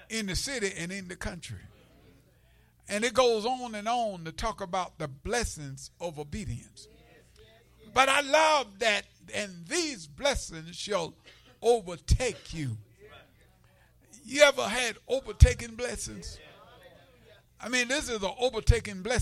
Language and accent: English; the South, United States; growing up in the South, segregated South, sharecropper child